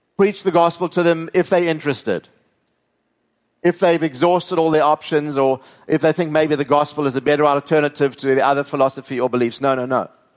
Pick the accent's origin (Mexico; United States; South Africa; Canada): South Africa; moved away; growing up in South Africa